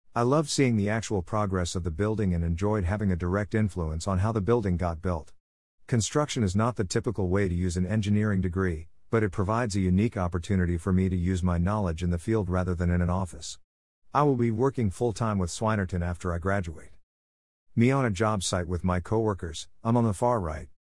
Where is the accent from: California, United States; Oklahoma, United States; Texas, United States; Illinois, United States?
Texas, United States; Murphy; I'm from Murphy, Texas in the D F W area, and I live with my mom, dad, and sister